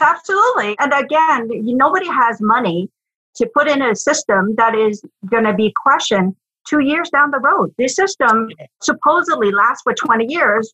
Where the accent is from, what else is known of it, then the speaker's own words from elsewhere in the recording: Quebec, Canada; moved away as an adult; also born or lived in Ottawa; I grew up in Quebec, did my degrees in French, you know, learned to speak French like a good Quebecois.